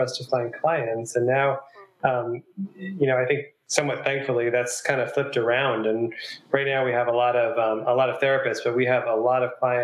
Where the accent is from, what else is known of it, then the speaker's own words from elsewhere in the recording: New York, United States; now in Asheville, United States; I'm from New York